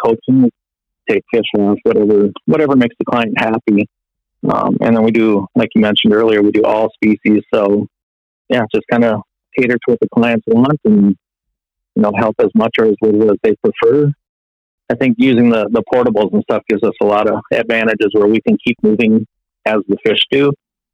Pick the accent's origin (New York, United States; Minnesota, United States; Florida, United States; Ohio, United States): Minnesota, United States; West Metro area; I grew up here in the West Metro area. Very blessed to have a lot of good fishing waters. My dad was a big fisherman. So as a very young kid, we'd go down and fish on Lake Minnetonka